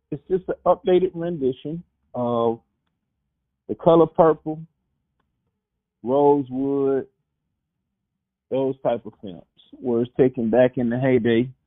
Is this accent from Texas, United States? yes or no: no; Oklahoma, United States; born or raised there